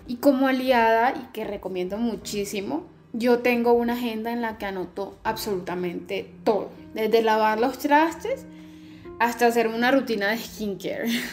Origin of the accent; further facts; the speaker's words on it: Colombia; moved away as an adult; now in Mexico; soy colombiana